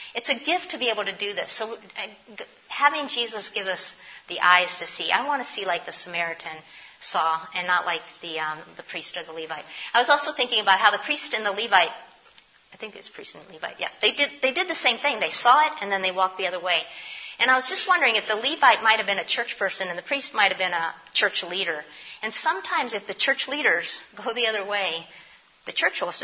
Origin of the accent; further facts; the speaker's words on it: New York City, New York, United States; moved away as an adult; now in Philadelphia, United States; I'm a New Yorker. I came to Philly from New York.